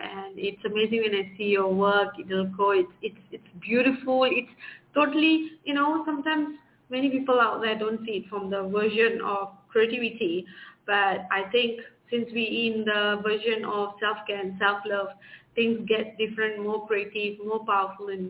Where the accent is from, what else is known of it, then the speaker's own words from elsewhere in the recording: Malaysia; I'm from Malaysia.